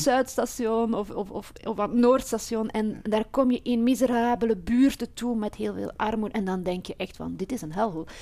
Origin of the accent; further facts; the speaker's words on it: Flemish periphery of Brussels, Flanders, Belgium; now in Brussels, Belgium; ik kom uit de Vlaamse rand. Maar ik ben wel opgegroeid met eh, Brussel